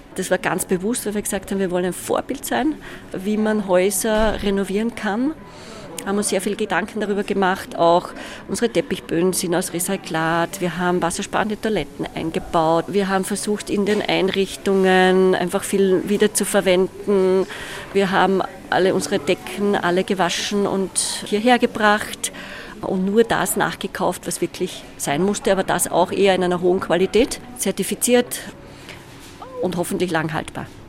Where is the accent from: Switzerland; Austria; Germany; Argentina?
Austria; wie wir in Österreich gewohnt sind